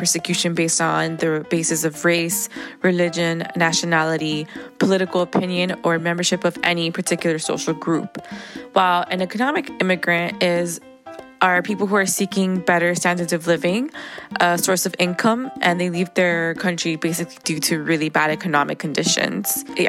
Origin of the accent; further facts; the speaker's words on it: Miami, Florida, United States; being born and raised in Miami